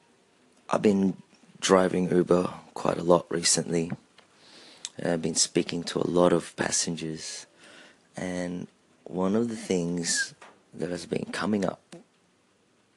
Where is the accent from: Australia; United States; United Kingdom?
Australia; also born or lived in Philippines; as a Filipino-Australian, or if I may say an Aussie, I have to look to my Filipino roots